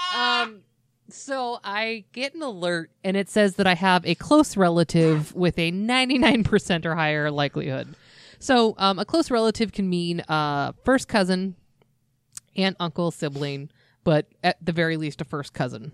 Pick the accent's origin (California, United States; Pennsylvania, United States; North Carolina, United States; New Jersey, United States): California, United States; Glendora; where I grew up in Glendora